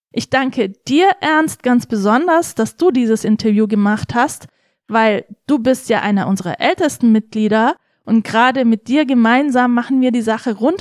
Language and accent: German; Senden, Bavaria, Germany; also born or lived in Tokat, Turkey / Weißenhorn, Germany; Ich war in Weisenhorn auf dem Gymnasium, Grundschule in Senden